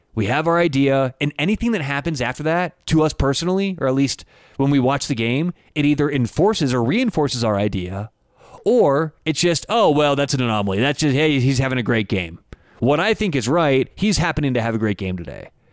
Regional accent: Denver, Colorado, United States; I'm in Denver. I am from Denver, Colorado.

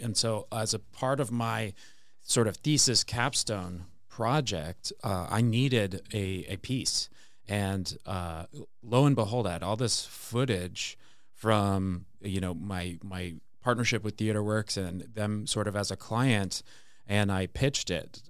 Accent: an hour outside Seattle, rural Washington State, United States; grew up in Washington State, in rural Washington State, uh, probably an hour outside of Seattle

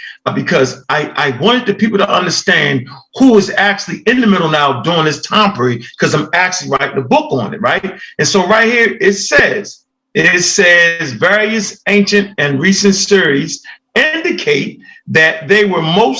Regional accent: Baltimore, Maryland, United States; I was born and raised in Baltimore, Maryland.

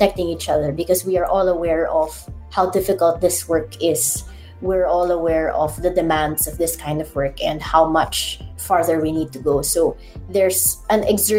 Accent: Ilocos Region, Philippines; I'm in Ilocos

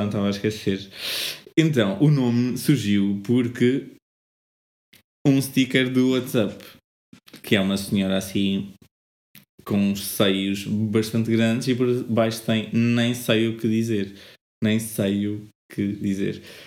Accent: Montemor-o-Velho, Coimbra District, Portugal; 22 anos, venho de Montemor Velho, Coimbra

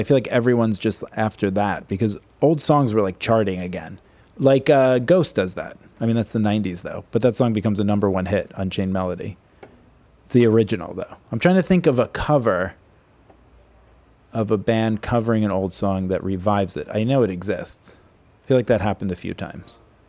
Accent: New Jersey, United States; I'm from New Jersey

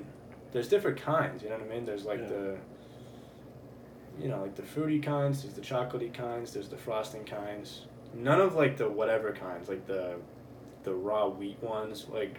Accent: United States; we're American, dude.

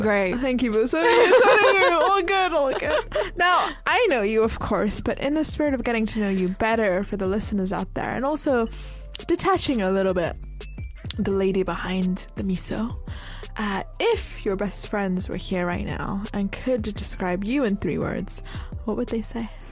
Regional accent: United Kingdom; also born or lived in Turkey; as a British people

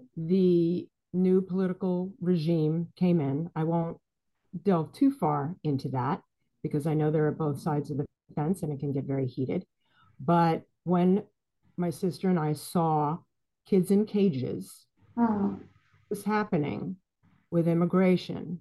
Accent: New York City, New York, United States; also born or lived in Boston; I am from the Bronx originally. So is my sister. And I've lived in New York City, went to school in New York City my whole life, other than a stint in Boston

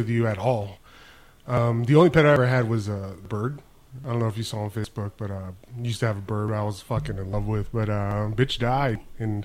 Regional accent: Brownsville, Texas, United States; moved away as an adult; now in Austin, United States; I'm from Brownsville

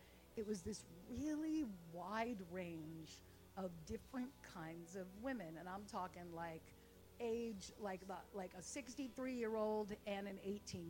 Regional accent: Los Angeles, California, United States; now in Hattiesburg, United States; I grew up in Los Angeles, like, on the Sunset

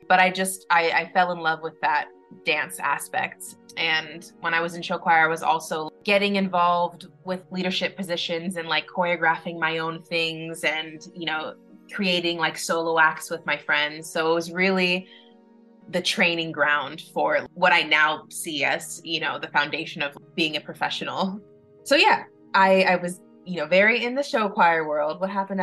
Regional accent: Los Angeles, California, United States; born and raised in Los Angeles. It's where I currently live now

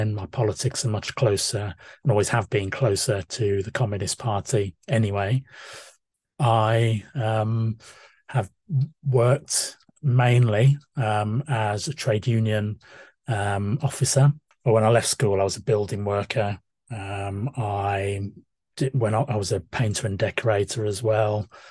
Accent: Walsall, West Midlands, United Kingdom; I was born and brought up in Walsall in the backcountry

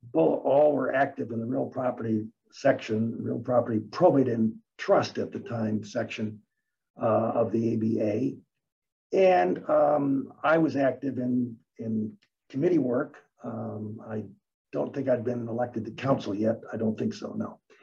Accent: Detroit, Michigan, United States; also born or lived in Newark, New Jersey; moved to Michigan when I was six, and uh, grew up on the east side of Detroit. Um, and I've always hung around here

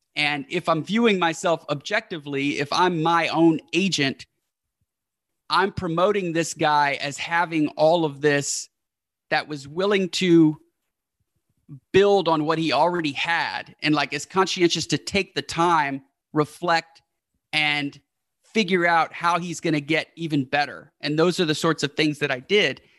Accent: Houston, Texas, United States; the hometown where we're from, which is Houston

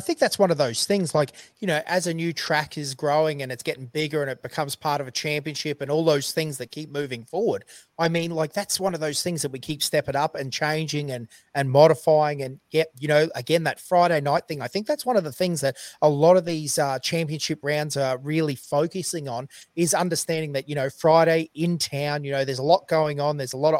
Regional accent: central Queensland, Australia; We're from Queensland, central Queensland even, so we don't even know what snow looks like

